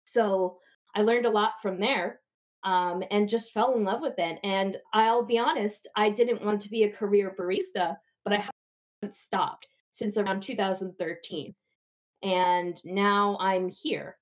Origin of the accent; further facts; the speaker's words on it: New Jersey, United States; I'm from New Jersey